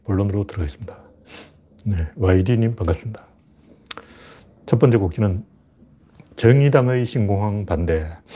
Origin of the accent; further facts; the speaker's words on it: Gyeongju, North Gyeongsang, South Korea; 경주가 제 고향이에요.